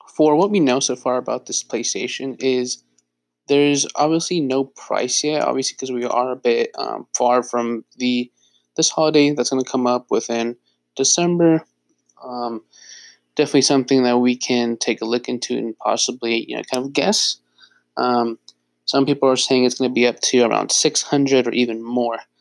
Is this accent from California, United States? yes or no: yes; Bay Area, California, United States; I was born and raised in the Bay Area.